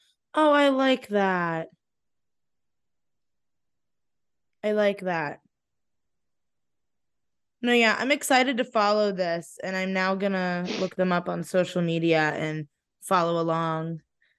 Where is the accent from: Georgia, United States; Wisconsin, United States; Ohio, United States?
Ohio, United States; Stow; moved away as an adult; now in Morgantown, United States; So like I grew up in Stowe